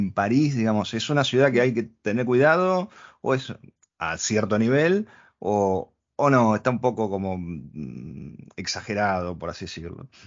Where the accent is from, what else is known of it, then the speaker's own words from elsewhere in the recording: Argentina; Nosotros venimos de Argentina